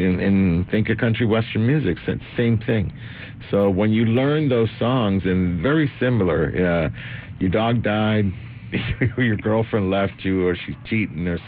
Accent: Argentina; now in United States; I'm from Argentina.

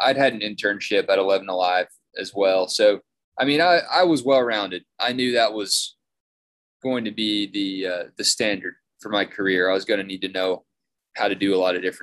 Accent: Lawrenceville, Georgia, United States; also born or lived in Macon, Georgia; I had a ton of fun in Atlanta from Lawrenceville

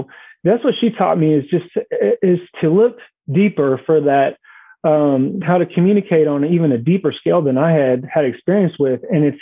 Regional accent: Bay Area, California, United States; I'm from the Bay Area

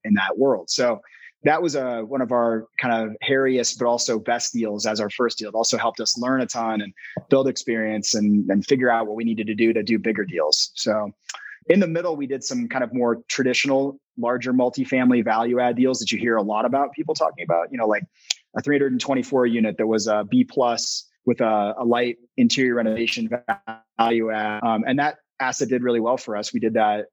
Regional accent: Spokane, Washington, United States; moved away as an adult; also born or lived in Boston / Italy; now in Boulder, United States; I'm originally from Washington State, where I grew up kind of in the outdoors out there

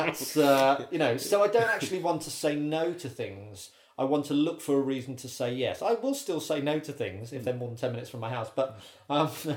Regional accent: Birmingham, West Midlands, United Kingdom; moved away as an adult; also born or lived in Bristol; now in London, United Kingdom; I was at university in Bristol, but I lived in Birmingham. I was born in Birmingham.

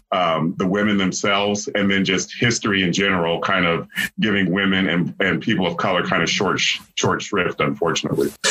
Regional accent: Columbus, Ohio, United States; I grew up in Columbus where this history was made

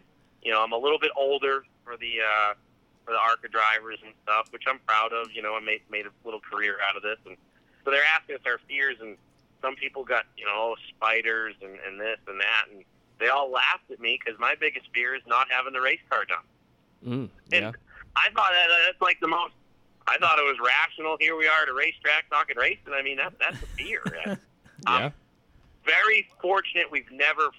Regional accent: New Hampshire, United States; we grew up in New Hampshire

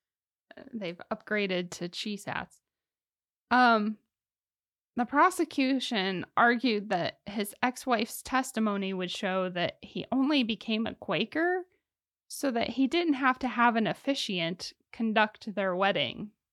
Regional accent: Ohio, United States; I'm from Ohio

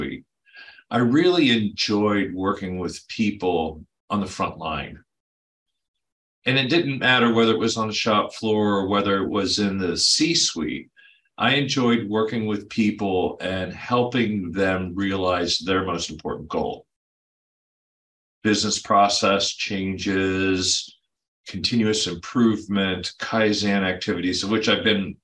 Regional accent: Mid-Atlantic states, United States; moved away as an adult; now in California, United States; I grew up on the East in the Mid-Atlantic states.

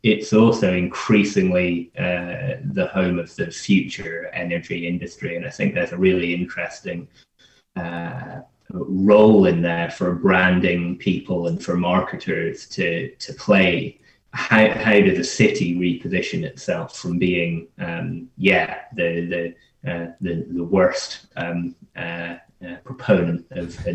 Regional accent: Scotland, United Kingdom; also born or lived in London; I'm, I'm from Scotland

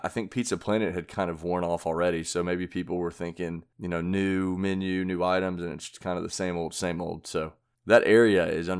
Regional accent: United States; I'm like an American

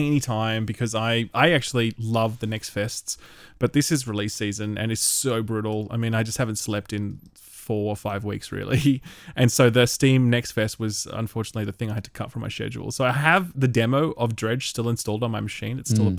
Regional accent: Sydney, New South Wales, Australia; I don't know what that means because I'm from Sydney and I don't follow sports ball at all, okay?

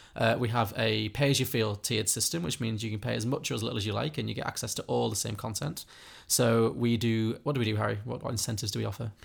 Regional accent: Liverpool, North West England, United Kingdom; I grew up in Liverpool

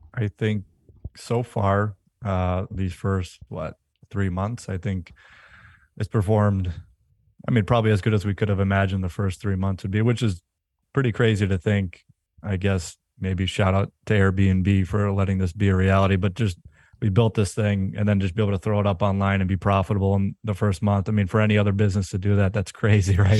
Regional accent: Western Massachusetts, United States; we're remote, we're from Western Mass

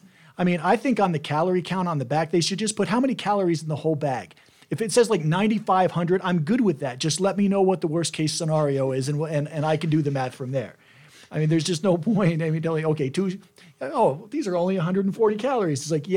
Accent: New Jersey, United States; when I was growing up in New Jersey

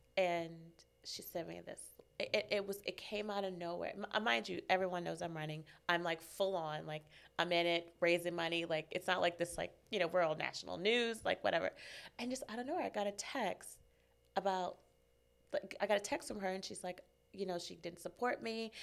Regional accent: Maryland, United States; moved away as an adult; now in California, United States; born and raised in Maryland. I was, I grew up there

